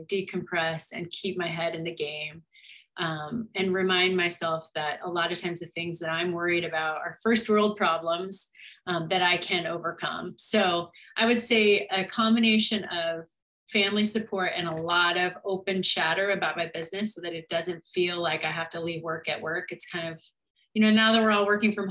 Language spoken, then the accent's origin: English; Montana, United States; moved away; growing up in this small town in Montana, my town had about 6,000 people